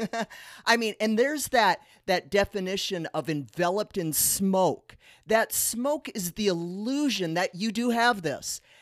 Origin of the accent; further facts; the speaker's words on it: South Dakota, United States; now in Las Vegas, United States; We're from South Dakota, so we are quite used to snow